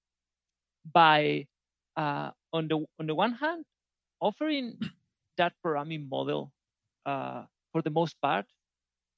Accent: Spain; also born or lived in Valencia; a Spanish programmer who lives in Valencia, in Spain.

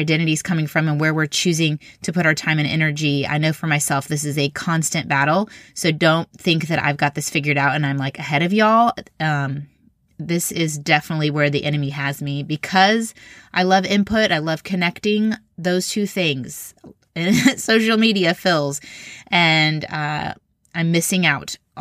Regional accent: Indiana, United States; I grew up in Indiana

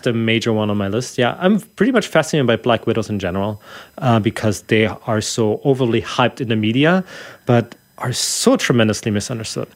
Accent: Germany; English is a second language; moved away; I'm from Germany originally

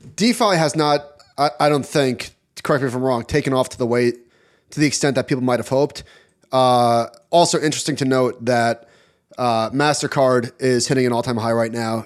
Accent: United States; as an American

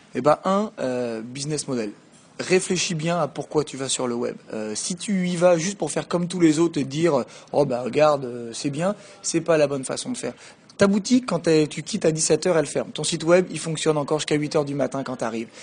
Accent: France; moved away as an adult; also born or lived in Quebec City, Canada; now in Paris, France; j'ai grandi en France et puis je suis parti, j'avais 20, 21 ans pour faire mon MBA et mon PhD, donc à l'Université Laval, qui est à Québec

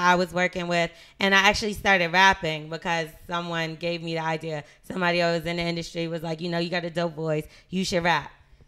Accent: New Jersey, United States; moved away; also born or lived in Brooklyn, New York / Miami / Atlanta / Los Angeles; I was raised in Jersey. I lived everywhere

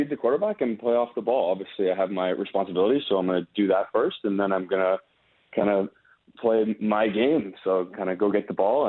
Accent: Ontario, Canada; you learn a little bit of French growing up in Ontario, but it's not enough to like carry the conversation. So it's like I can understand what people are talking about, but I couldn't involve myself in the conversation in French

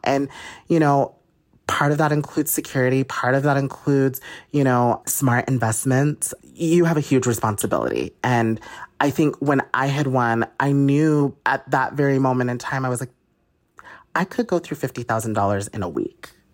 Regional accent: Utah, United States; I'm from Utah

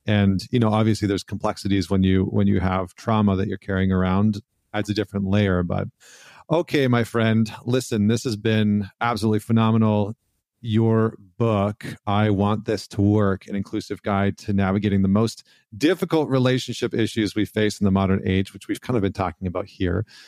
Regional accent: Canada; I'm Canadian

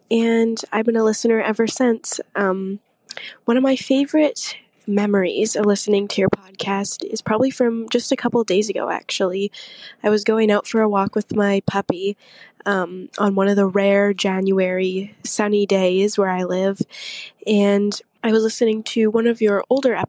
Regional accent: British Columbia, Canada; I'm from British Columbia, Canada.

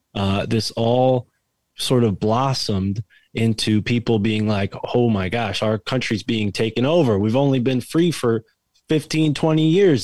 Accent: Connecticut, United States; my home state connecticut

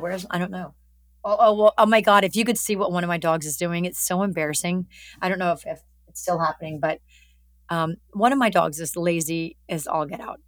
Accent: Alabama, United States; moved away; I'm from Alabama

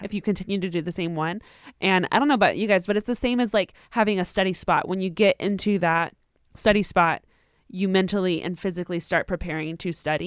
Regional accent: Riverside, California, United States; I'm from Riverside

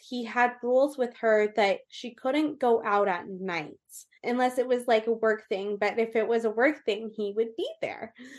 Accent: Orange County, California, United States; born or raised there; also born or lived in Austin, Texas / Colorado / Las Vegas

